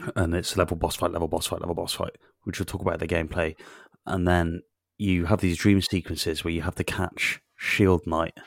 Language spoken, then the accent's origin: English; Newtown, Wales, United Kingdom; hilltop honey is produced in Newtown. which is my, my hometown